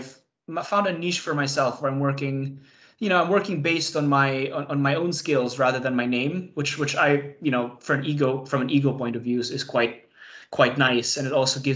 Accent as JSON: {"language": "English", "town": "Cebu", "region": "Central Visayas", "country": "Philippines", "tie": "born or raised there", "also_born_or_lived": "Manila", "moved": "as an adult", "lives_now": "London, United Kingdom", "said": "I grew up in Cebu, went to University Ateneo. I moved to London in 2016"}